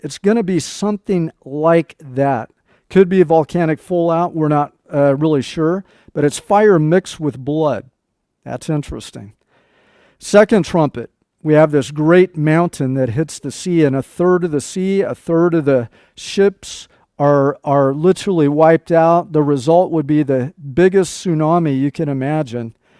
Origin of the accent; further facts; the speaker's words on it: Nebraska, United States; moved away; we uh, lived in Nebraska when I was a small child. I was born in Nebraska.